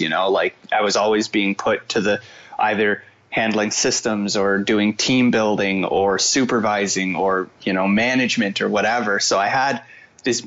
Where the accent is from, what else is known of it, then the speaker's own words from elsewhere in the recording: Fredericton, New Brunswick, Canada; I live in Fredericton, which is, you know, my hometown. I grew up here from the tender age of like 3 or 4 years old